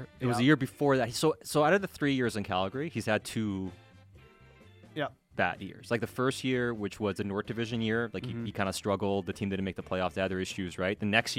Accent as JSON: {"language": "English", "country": "Sweden", "tie": "born or raised there", "moved": "yes", "said": "I grew up in Sweden."}